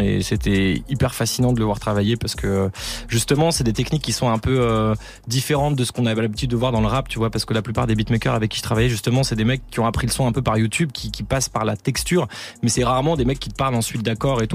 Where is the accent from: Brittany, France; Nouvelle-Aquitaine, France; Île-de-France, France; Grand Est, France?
Île-de-France, France; Paris; je viens de Paris Nord